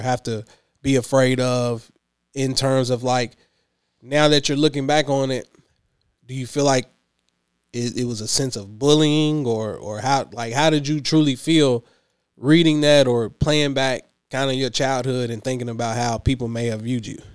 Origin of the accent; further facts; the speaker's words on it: Clinton, Kentucky, United States; also born or lived in Lexington, Kentucky; now in Louisville, United States; Hickman County, born and raised